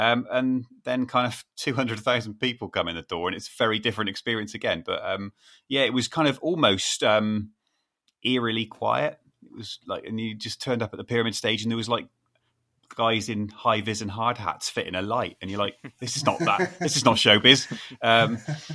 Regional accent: near Glastonbury, Somerset, South West England, United Kingdom; I grew up 10 minutes from the site, so it's something we always did as kids

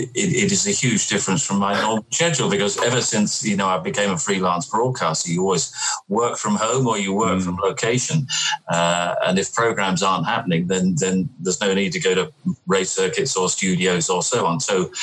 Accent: London, United Kingdom; And no, I grew up in southeast London, right. Around Charlton and Blackheath

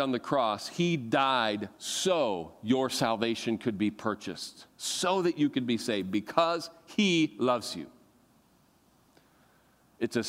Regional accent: United States; I am an American Christian

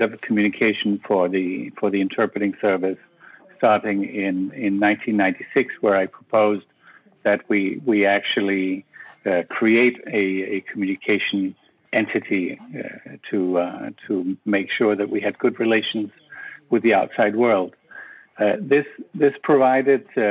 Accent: Copenhagen, Capital Region of Denmark, Denmark; moved away as an adult; now in Brussels, Belgium; I am originally from Copenhagen

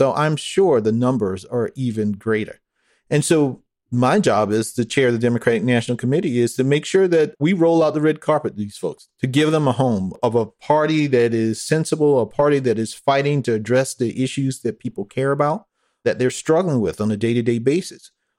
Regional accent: United States; I'm saying this as American.

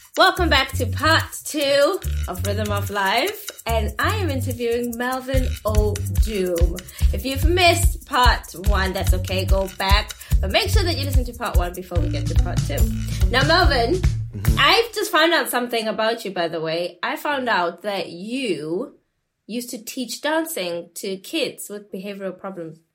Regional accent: South Africa; I grew up in South Africa

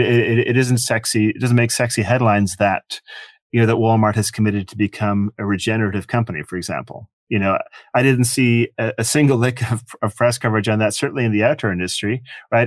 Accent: Ireland; moved away as an adult; also born or lived in Michigan, United States; now in United States; I grew up in Ireland. Uh, I came to America when I was eighteen

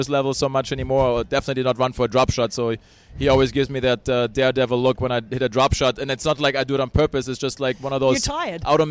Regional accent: Hamburg, Germany; also born or lived in Bradenton, Florida; now in California, United States; I still want to go to Hamburg, which is my hometown.

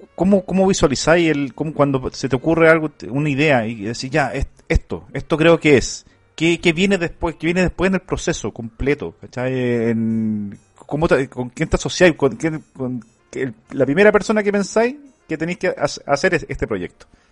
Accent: Chile; acá en Chile

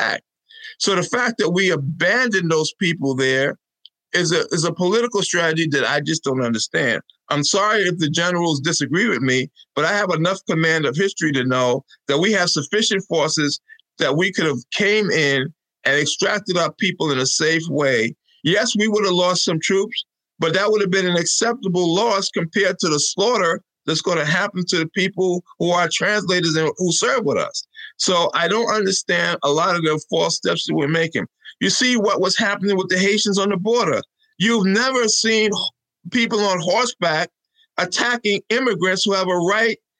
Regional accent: New York City, New York, United States; moved away as an adult; also born or lived in Charleston, South Carolina / Queens; now in Albany, United States; I was raised in a Brooklyn. Well, we came to New York from South Carolina

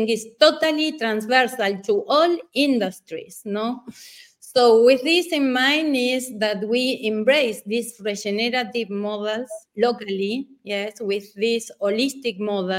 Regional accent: Patagonia, Argentina; I was born in Patagonia, in the south of Argentina

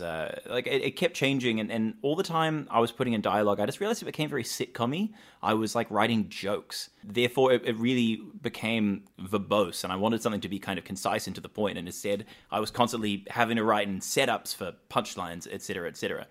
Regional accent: New Zealand; I grew up in New Zealand

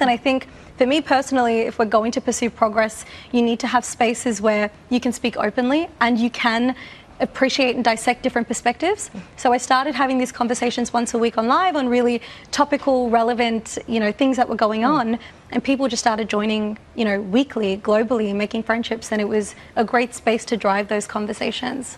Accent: Australia; born and raised in Australia

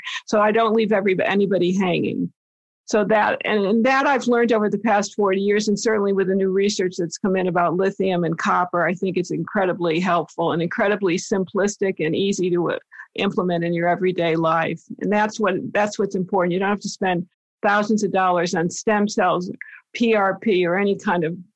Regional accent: East Coast, United States; moved away; I'm from the East Coast originally

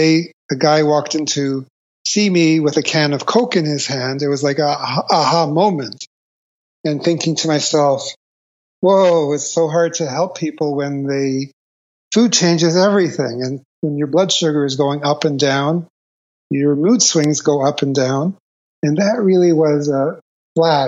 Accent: Toronto, Ontario, Canada; I grew up in Toronto, Canada.

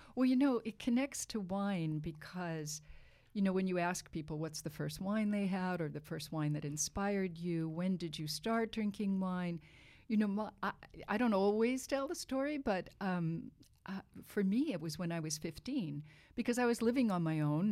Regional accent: Reno, Nevada, United States; also born or lived in Boston, Massachusetts / New York; now in Napa Valley, United States; my, my family, um, lived in, um, outside of Reno, Nevada for, um, some years as I was a kind of preteen.

